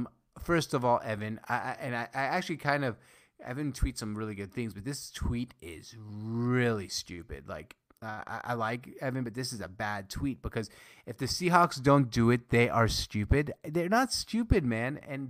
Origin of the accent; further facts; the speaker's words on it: Syria; English is a second language; Like, I'm Syrian. I was born in Syria.